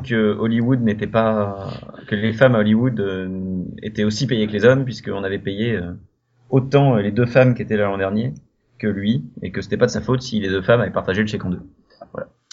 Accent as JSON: {"language": "French", "region": "Brittany", "country": "France", "said": "je suis breton"}